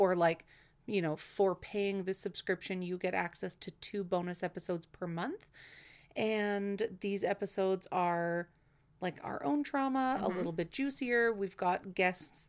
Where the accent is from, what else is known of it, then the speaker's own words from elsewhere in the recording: Winnipeg, Manitoba, Canada; also born or lived in Dauphin, Manitoba / Brandon, Manitoba; I was born in Winnipeg and I lived in Dauphin and Brandon.